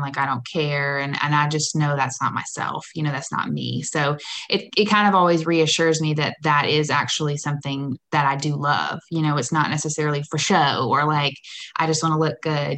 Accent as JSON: {"language": "English", "town": "Warner Robins", "region": "Georgia", "country": "United States", "also_born_or_lived": "Nashville, Tennessee", "moved": "as an adult", "lives_now": "Atlanta, United States", "said": "I'm from Warner Robins, Macon area"}